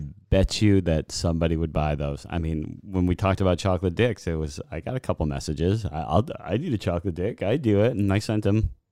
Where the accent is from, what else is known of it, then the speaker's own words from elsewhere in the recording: Boston, Massachusetts, United States; moved away; I was raised in Boston area, everything Boston